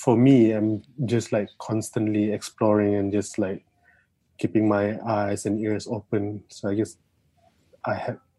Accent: Sarawak, Malaysia; moved away as an adult; now in Kuala Lumpur, Malaysia; I'm from Sarawak. I'm from East Malaysia.

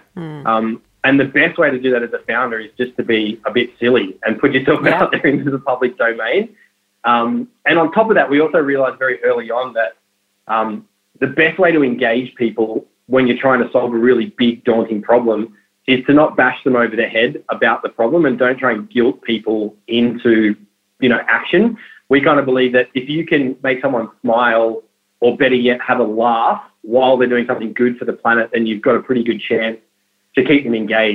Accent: North Coast, New South Wales, Australia; I grew up on the North Coast in a small town.

